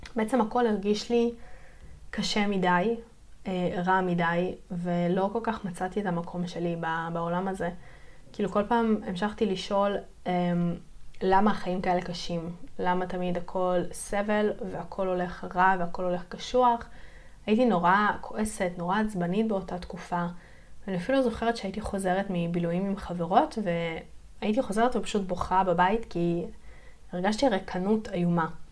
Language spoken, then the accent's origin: Hebrew; Yeruham, Southern District, Israel; אני גדלתי בירוחם. זה עיר בדרום הארץ